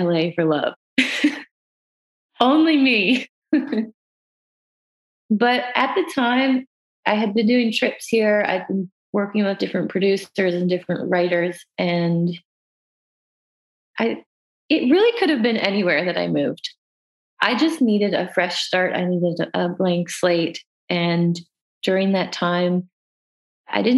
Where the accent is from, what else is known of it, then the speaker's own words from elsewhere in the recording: Canada; As Canadian artists